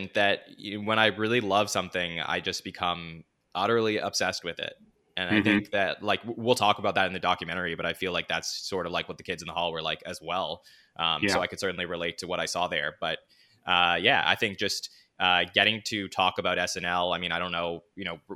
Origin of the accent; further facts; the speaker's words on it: Montreal, Quebec, Canada; growing up in Montreal in Canada